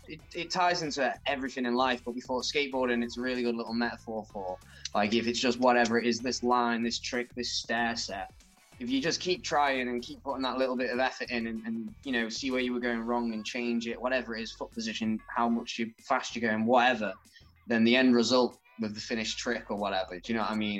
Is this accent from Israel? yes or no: no; Chester, North West England, United Kingdom; when I was growing up in Chester